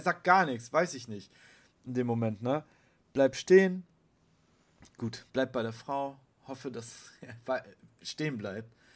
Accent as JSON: {"language": "German", "region": "Bremen", "country": "Germany", "said": "Ich bin Bremer"}